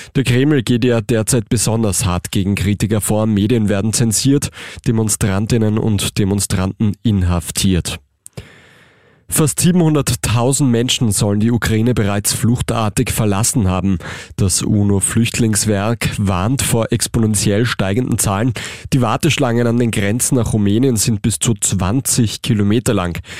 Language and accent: German; Austria; bei uns in Österreich